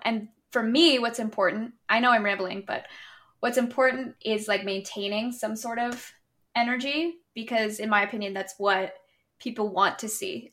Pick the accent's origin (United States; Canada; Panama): Canada; I'm from Canada